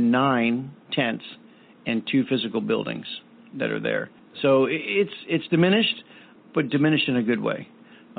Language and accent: English; East Coast, United States; moved away; I grew up on the East Coast.